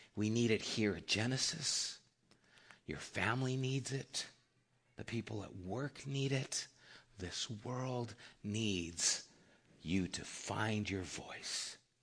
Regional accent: Flagstaff, Arizona, United States; I was born in Flagstaff, Arizona

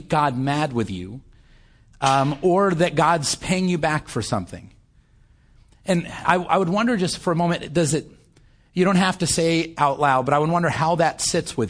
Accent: United States; I'm an American. I know maybe not everybody here was born, but having been raised for most of my life in this world

